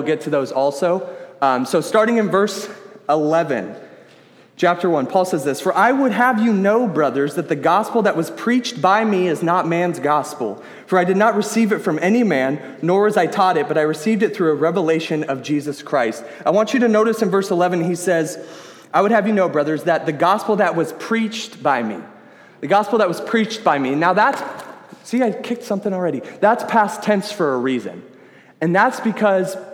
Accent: Sacramento, California, United States; I am from the Sacramento area.

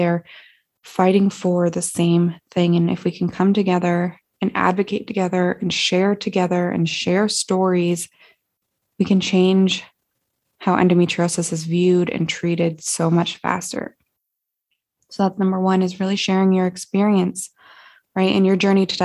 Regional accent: Montana, United States; working back in my hometown in Montana

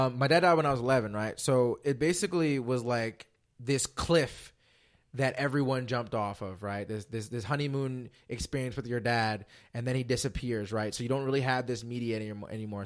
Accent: Philadelphia, Pennsylvania, United States; growing up in Philly

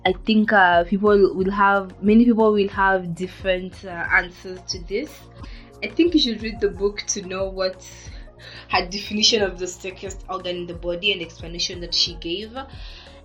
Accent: Kenya; I'm from Kenya

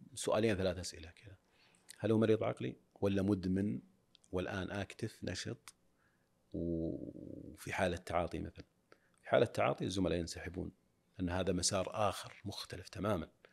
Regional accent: Saudi Arabia; عندنا في السعوديه

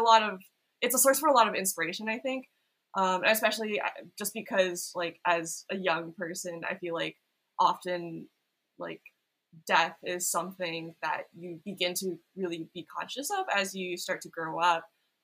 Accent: Silicon Valley, California, United States; moved away as an adult; now in Los Angeles, United States; I grew up in Silicon Valley

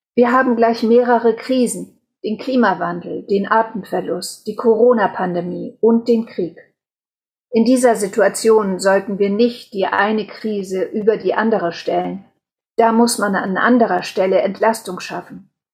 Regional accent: Wangerooge, Lower Saxony, Germany; Ich selbst bin auf Wangerooge groß geworden

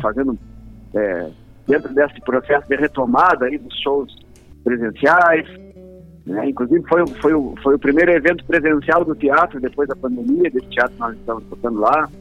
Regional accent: Lavras do Sul, Rio Grande do Sul, Brazil; moved away as an adult; also born or lived in Bagé; now in Porto Alegre, Brazil; Eu sou Bagente. Sou Bagente, Bagente e Lavrente, meio bem misturado, ah. assim, porque minha família é de Lavras do Sul, né? Ah, fui, fui criado em Lavras, nos campos lá de Lavras, no, no Santo Antônio

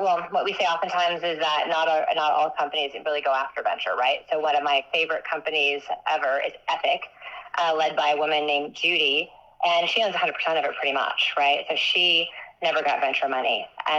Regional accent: Midwest, United States; I grew up in the Midwest

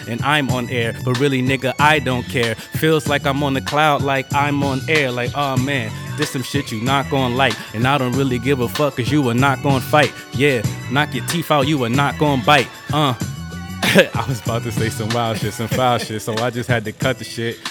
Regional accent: New York City, New York, United States; moved away; I'm a true thoroughbred Bronx native

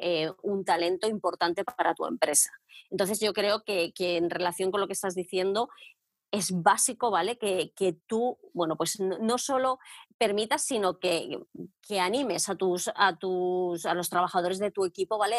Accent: Madrid, Community of Madrid, Spain; moved away as an adult; now in England, United Kingdom; yo soy de Madrid, David, y vine a Inglaterra pues va a ser ya 13

